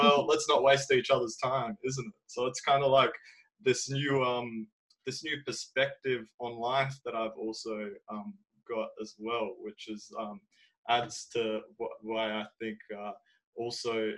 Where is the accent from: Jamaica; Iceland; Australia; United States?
Australia; I'm from Australia